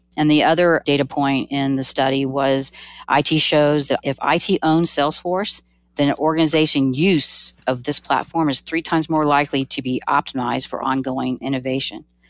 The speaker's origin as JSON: {"language": "English", "region": "Georgia", "country": "United States", "said": "I'm from Georgia"}